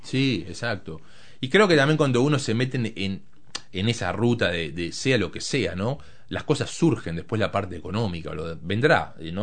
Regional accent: Montevideo, Uruguay; moved away; me crié en Montevideo, nací ahí

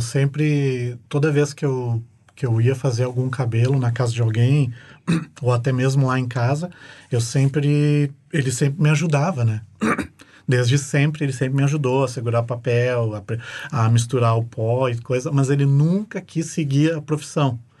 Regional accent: Porto Alegre, Rio Grande do Sul, Brazil; moved away as an adult; now in New Zealand; eu vim de Porto Alegre

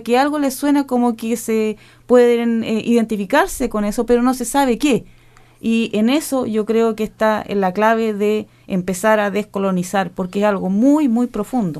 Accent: Chile; de nuestras familias como chilenos nos transmitieron mucha cultura

